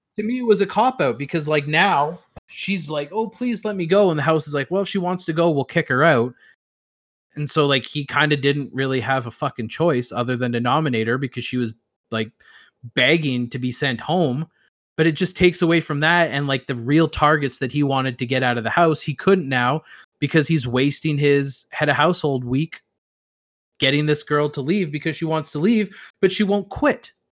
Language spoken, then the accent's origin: English; Canada; I as a Canadian